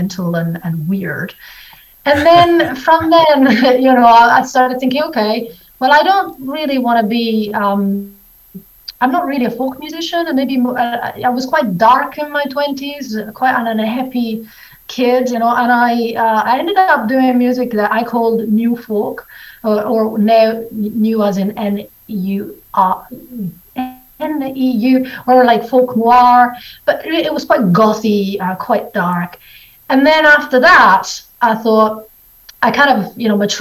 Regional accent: Italy; moved away; also born or lived in Scotland / New Zealand; when I was in Italy when I was a kid

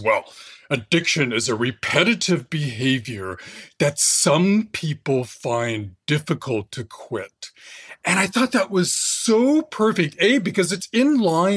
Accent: Fresno, California, United States; I grew up in California, Fresno, for my early teens in the Central Valley

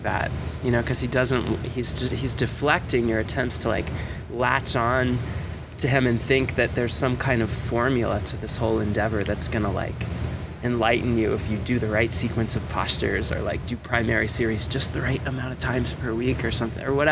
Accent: South Florida, United States; I grew up in South Florida, you know, surfing and skating

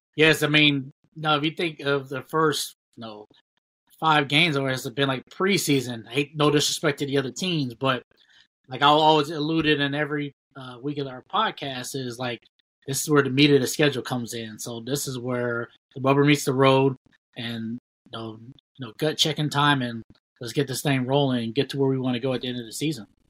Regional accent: Ohio, United States; we both from we're all from Ohio

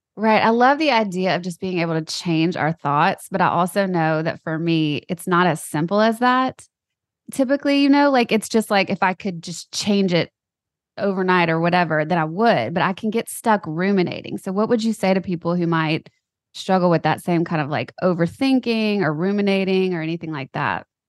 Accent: Louisiana, United States; we're both from Louisiana

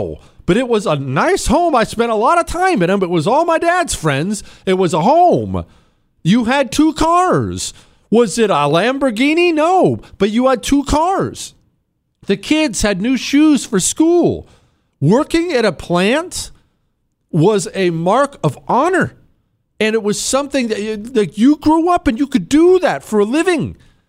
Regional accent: Ohio, United States; I grew up in Northeast Ohio. I experienced this gutting through the 90s and 2000s.

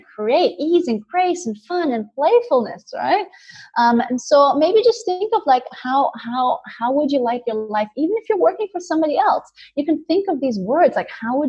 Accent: India; moved away; I grew up in India

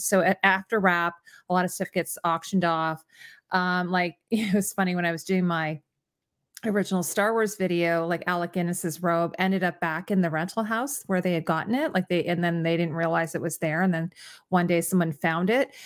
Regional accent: Canada; I always have to mention that I'm Canadian

